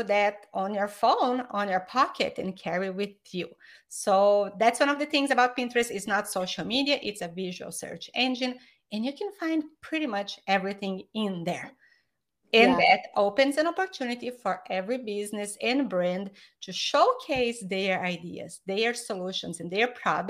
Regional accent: Brazil; English is a second language; moved away as an adult; now in United States; I am from Brazil, but I've been in the US for 20 years

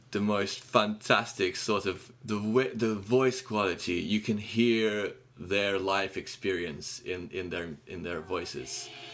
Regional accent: Kyiv, Ukraine; moved away as an adult; I was born in Kiev and I ran away from Ukraine.

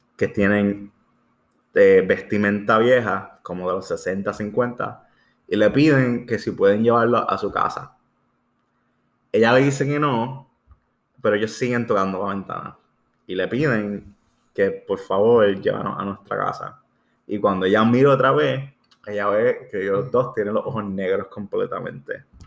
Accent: Puerto Rico; somos puertorriqueños

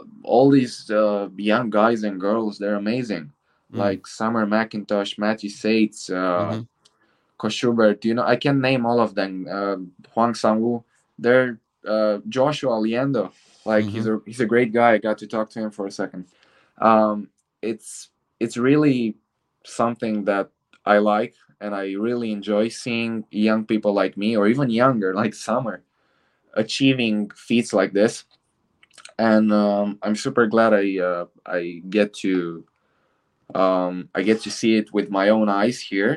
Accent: Bucharest, Romania; in Bucharest, in my hometown

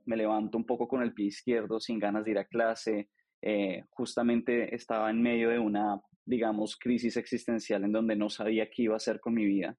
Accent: Bogotá, Colombia; nací en Colombia, soy colombiano, nací en Bogotá. Em, estudié administración de empresas en Colombia

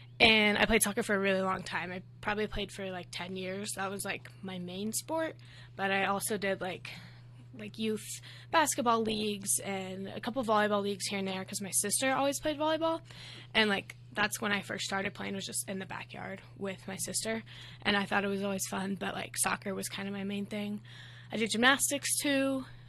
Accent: Texas, United States; Growing up in Texas was pretty fun. I think, like, kind of the suburb/city life, always, like, having something to do, like sporting events or just, like, stuff to do with friends.

